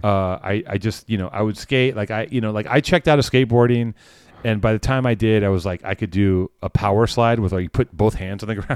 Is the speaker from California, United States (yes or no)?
yes; Los Angeles, California, United States; I grew up in Venice.